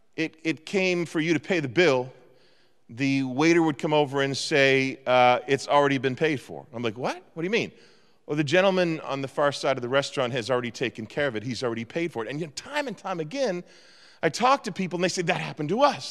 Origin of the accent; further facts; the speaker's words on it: Eastern Canada, Canada; moved away; I was brought up in Eastern Canada